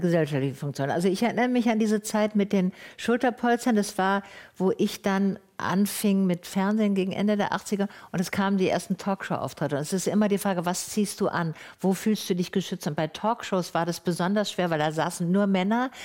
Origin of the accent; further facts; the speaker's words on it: Tübingen, Baden-Württemberg, Germany; Ich bin ja in Tübingen aufgewachsen